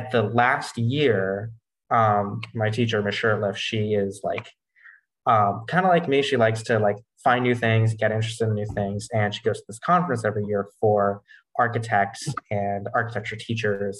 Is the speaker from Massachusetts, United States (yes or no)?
yes; Newton, Massachusetts, United States; I'm actually from Newton, Massachusetts